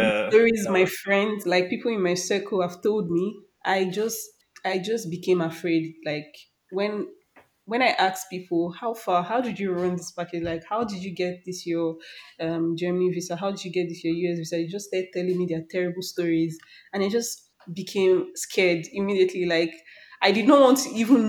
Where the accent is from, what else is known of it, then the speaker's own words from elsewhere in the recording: Nigeria; as a Nigerian